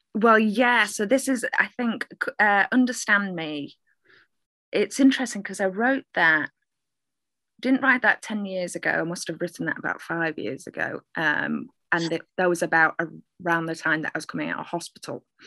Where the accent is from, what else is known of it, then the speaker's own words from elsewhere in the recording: Manchester, North West England, United Kingdom; I'm a Mancunian poet. I am uh, originally from Manchester. Uh, not sure where my accent's from